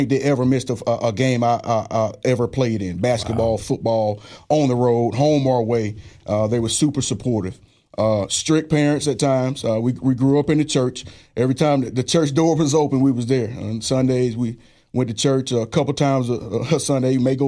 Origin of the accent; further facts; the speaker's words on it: Greenville, Alabama, United States; also born or lived in Searcy; I grew up in Greenville, Alabama. That's South Alabama. People don't know I'm as country as they come now. I grew up in a little small community called Searcy. Very tight-knit community.